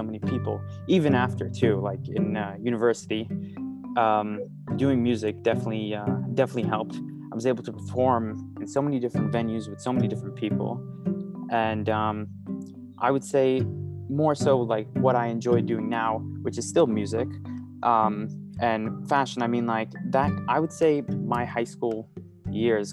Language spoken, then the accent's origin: English; New York City, New York, United States; I grew up in New York, born and raised in Manhattan, straight in the middle of the city